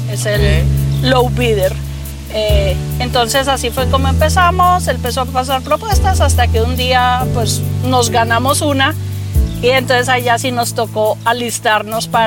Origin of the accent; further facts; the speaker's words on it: Colombia; moved away as an adult; now in United States; Yo hice mi carrera de ingeniería en Colombia y vine aquí a hacer eh, estudios avanzados.